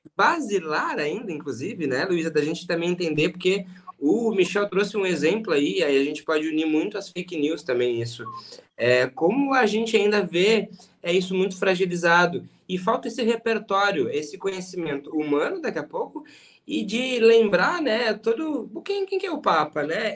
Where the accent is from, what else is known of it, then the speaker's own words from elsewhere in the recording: Rio Grande do Sul, Brazil; Eu também sou gaúcho.